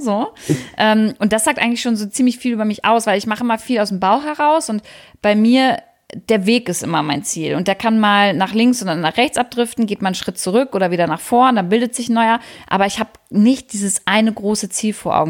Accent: Wolfenbüttel, Lower Saxony, Germany; moved away; Ich komme übrigens aus der Jägermeisterstadt

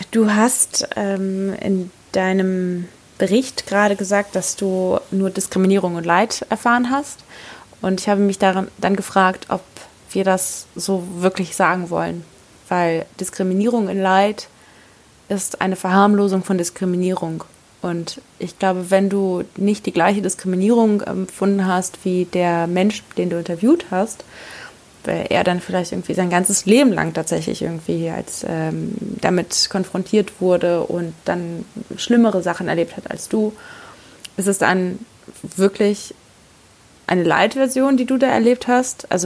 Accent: Germany; ich spreche zwar Russisch, aber ich glaube, dass ich mich recht schnell oute als, ähm, ja, als Deutsche, ähm, weil ich mit einem deutschen Akzent Russisch spreche

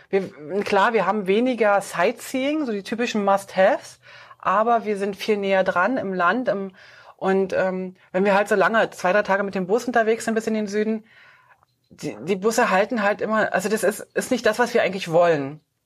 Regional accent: Switzerland; bei uns in der Schweiz

